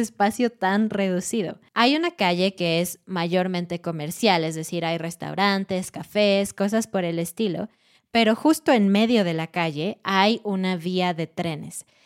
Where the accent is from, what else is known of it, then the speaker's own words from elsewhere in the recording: Mexico; moved away; Siendo mexicana y habiendo vivido en México por 27 años